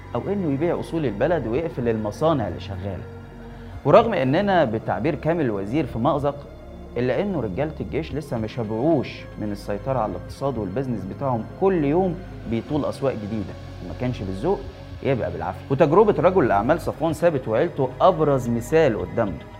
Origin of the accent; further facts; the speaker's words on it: Egypt; يا مصريين احنا ما عندناش ثروات